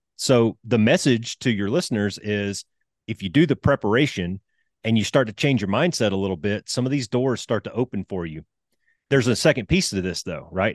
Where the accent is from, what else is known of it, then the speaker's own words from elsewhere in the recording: Alabama, United States; I'm a country boy. I grew up in Alabama